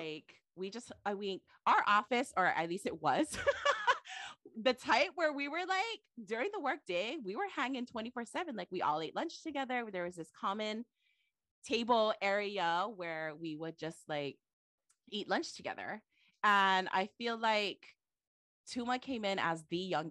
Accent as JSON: {"language": "English", "town": "Waipahu", "region": "Hawaii", "country": "United States", "moved": "yes", "lives_now": "Hilo, United States", "said": "I say I'm from Waipahu"}